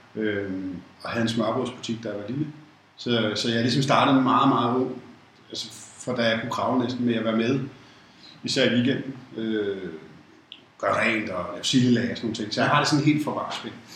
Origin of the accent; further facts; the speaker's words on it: Copenhagen, Capital Region of Denmark, Denmark; født i København. Jeg vil det, der hedder en rigtig københavner, fordi jeg er født i Indre By, København K. Øh, har boet faktisk hele mit liv, øh, i København